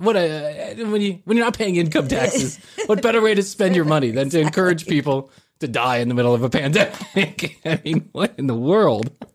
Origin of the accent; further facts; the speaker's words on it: Chicago, Illinois, United States; I grew up in Chicago